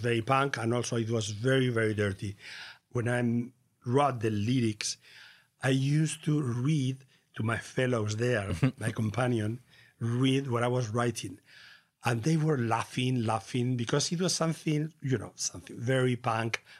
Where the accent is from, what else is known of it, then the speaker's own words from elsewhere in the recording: Castilla-La Mancha, Spain; English is a second language; I was born in La Mancha, in a rural place in nineteen forty-nine.